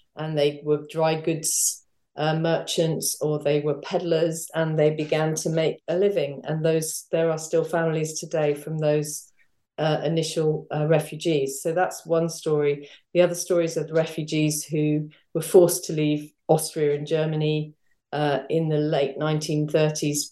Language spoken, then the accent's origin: English; London, United Kingdom; I grew up in North London